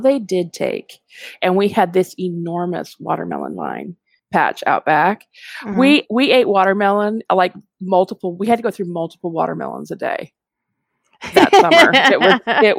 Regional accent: United States; also born or lived in Texas / Georgia; I grew up in Texas and Georgia.

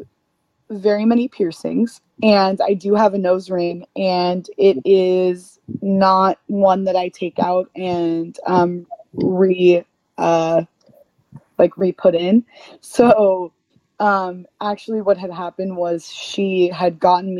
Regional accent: United States; we are two girls from the States

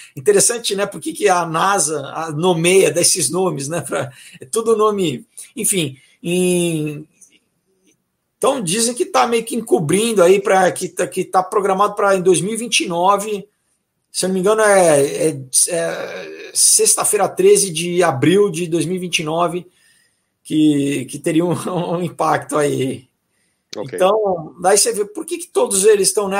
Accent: São Paulo, Brazil; sou paulistano

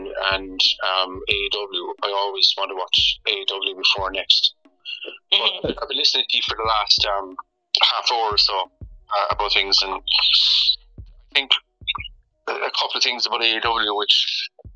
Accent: Ireland; I'm from Ireland

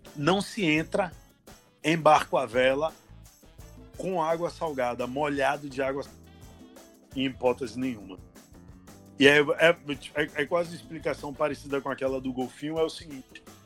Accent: Salvador, Bahia, Brazil; eu sou de Salvador

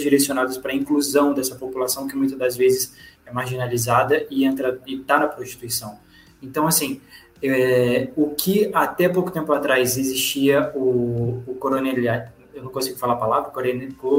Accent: Juiz de Fora, Minas Gerais, Brazil; Eu vim de um bairro chamado Olavo Costa, que é a periferia da cidade

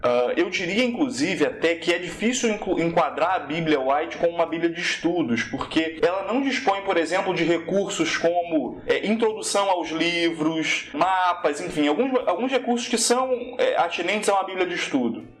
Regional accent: Nova Iguaçu, Rio de Janeiro, Brazil; Eu sou da Baixada Fluminense, rapaz. Igreja pequena em Nova Iguaçu

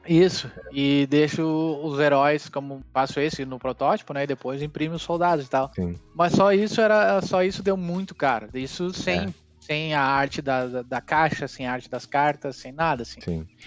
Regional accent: Rio Grande do Sul, Brazil; aqui no Rio Grande do Sul, né? Eu não saí do Rio Grande do uhum. Sul

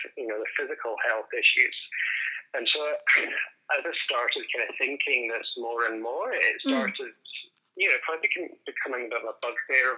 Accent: Edinburgh, Scotland, United Kingdom; moved away as an adult; also born or lived in Dundee / Adelaide; now in Australia; as you'll quickly pick up on my accent, I'm not from Australia. So I'm from Scotland and originally from Edinburgh.

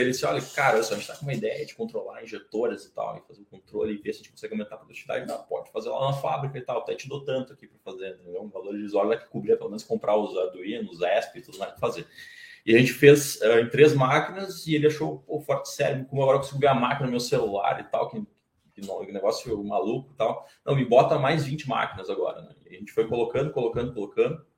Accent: Novo Hamburgo, Rio Grande do Sul, Brazil; a gente vem de Novo Hamburgo

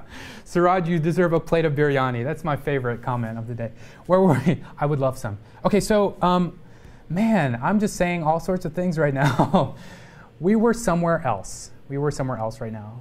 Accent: Texas, United States; a lot of racism growing up in Texas

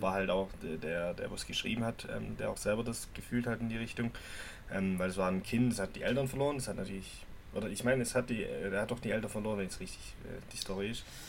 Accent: Germany; bei uns in Deutschland

